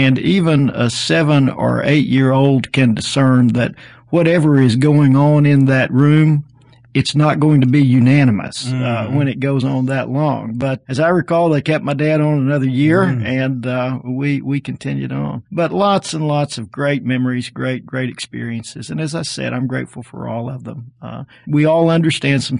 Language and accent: English; Arkansas, United States; moved away as an adult; now in Alabama, United States; I grew up in Arkansas